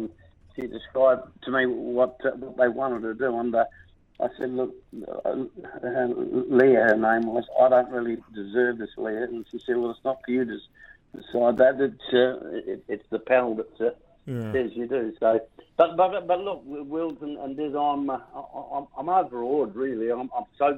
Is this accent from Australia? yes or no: yes; South Australia, Australia; which carries my hometown name, South Australia